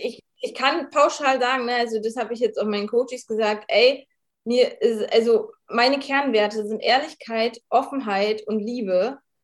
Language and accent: German; Rostock, Mecklenburg-Vorpommern, Germany; ich bin, äh, aus Rostock, ich bin vierundzwanzig